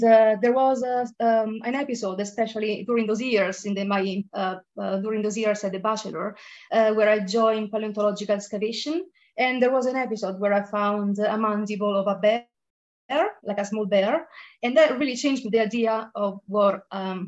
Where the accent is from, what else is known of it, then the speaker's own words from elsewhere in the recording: Italy; moved away as an adult; also born or lived in Rome; now in United Kingdom; I come from Italy, and then I moved to the UK for my PhD.